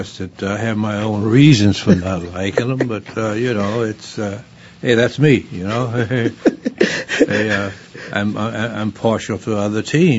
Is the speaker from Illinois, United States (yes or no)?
yes; Southern Illinois, United States; I was born and raised down in a place called in Southern Illinois.